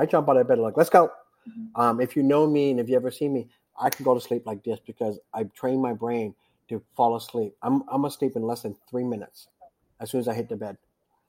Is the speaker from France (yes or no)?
no; East Coast, United States; I grew up on the East Coast doing this